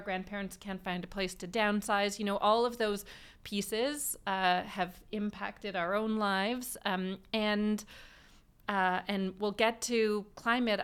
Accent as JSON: {"language": "English", "town": "Vancouver", "region": "British Columbia", "country": "Canada", "tie": "born or raised there", "said": "I, uh, was born and raised in Vancouver, um, and have lived here most of my life"}